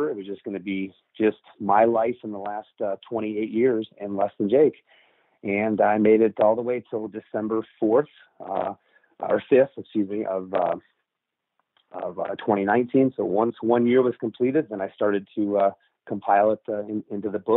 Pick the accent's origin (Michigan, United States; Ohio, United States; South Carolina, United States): Michigan, United States; Livonia; born there; I was born in Livonia, Michigan in 1973.